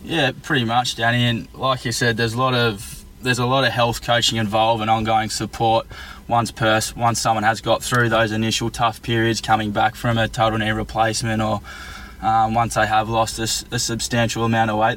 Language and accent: English; Tasmania, Australia; moved away as an adult; now in Melbourne, Australia; so I'm originally from Tasmania and I moved to Melbourne uh, around seven years ago